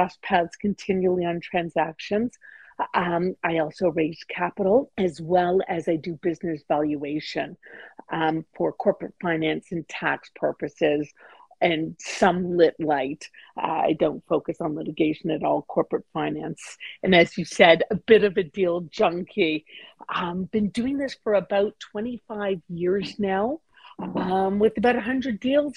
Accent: Toronto, Ontario, Canada; I'm born and raised in Toronto

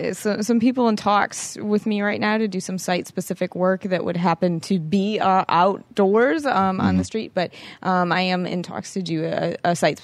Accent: Chicago, Illinois, United States; Yes, I'm from Chicago.

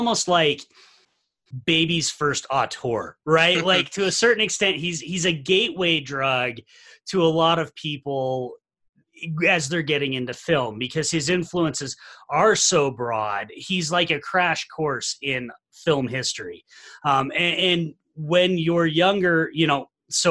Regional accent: Salt Lake City, Utah, United States; I'm from Salt Lake City, Utah. I'm from the home of the Sundance Film Festival. So I was here in high school

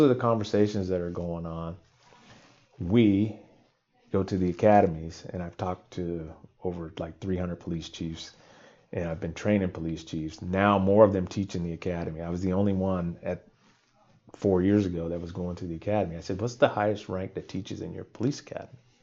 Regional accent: California, United States; being born and raised in California

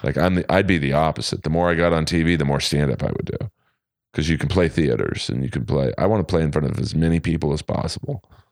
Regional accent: Los Angeles, California, United States; this is Hollywood, it's House of Blues, it's my hometown

